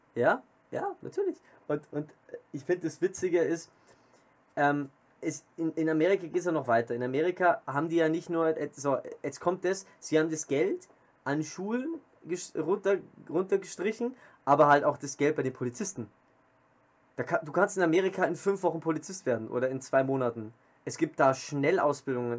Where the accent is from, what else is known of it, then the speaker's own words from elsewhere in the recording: Germany; bei uns in Deutschland